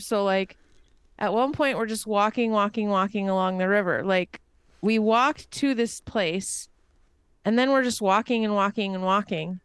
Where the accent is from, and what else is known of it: United States